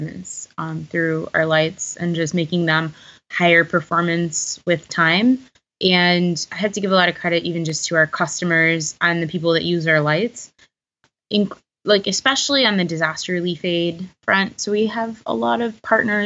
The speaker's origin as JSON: {"language": "English", "town": "Houston", "region": "Texas", "country": "United States", "moved": "yes", "lives_now": "Chicago, United States", "said": "I'm originally from Houston, Texas"}